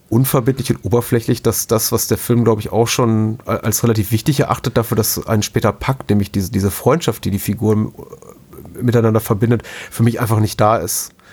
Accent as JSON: {"language": "German", "area": "Lower Franconia", "region": "Bavaria", "country": "Germany", "tie": "born or raised there", "said": "in dem Umfeld, wo ich aufgewachsen bin, wie gesagt, in Unterfracken"}